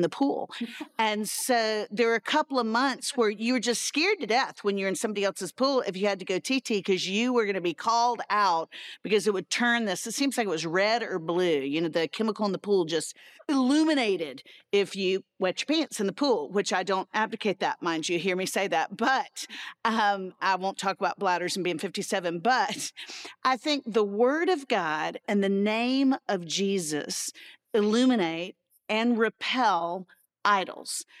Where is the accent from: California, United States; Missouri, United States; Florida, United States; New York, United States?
Florida, United States; Central; I grew up in Central Florida, um, and so where I grew up, everybody had a pool